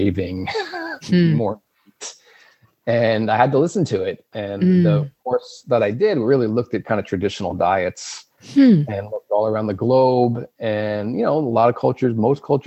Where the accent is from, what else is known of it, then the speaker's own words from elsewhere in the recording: Long Island, New York, United States; moved away as an adult; also born or lived in Alaska; now in New England, United States; I grew up on Long Island, on the north shore of Long Island. I've lived in New England for about 15 years now